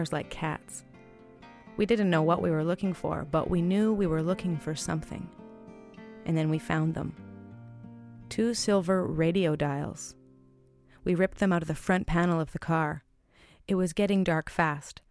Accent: Armstrong, British Columbia, Canada; moved away; I moved away from Armstrong 18 years ago, but it's still my home

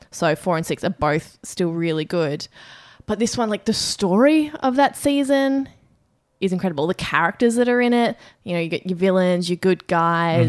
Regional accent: Australia; as an Australian

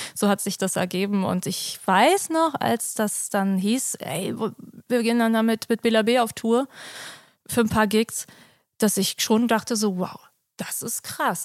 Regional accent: Berlin, Germany; also born or lived in Kreuzberg; ich komme ja aus der Straße, wo auch äh, die Disco ist

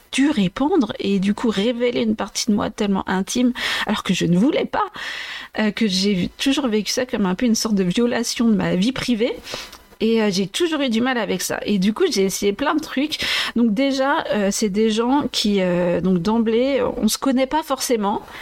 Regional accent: Vendée, Pays de la Loire, France; also born or lived in Maceió, Brazil; je suis tellement de Vendée

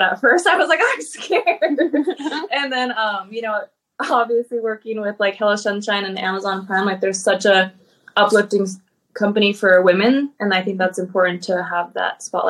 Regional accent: Hawaii, United States; I'm actually the only one on the show that's not Native Hawaiian, but I was born and raised in Hawaii.

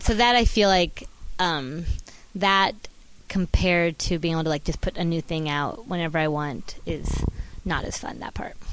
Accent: Orange County, California, United States; I'm from Orange County, but my mom was from Chicago

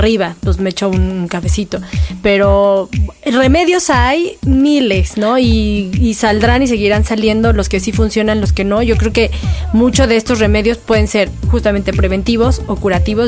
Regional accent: Mexico; hablamos como mexicanos

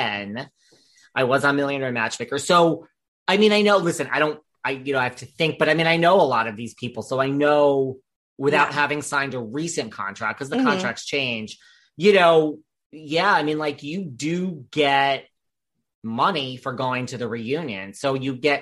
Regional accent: New York, United States; I'm from New York.

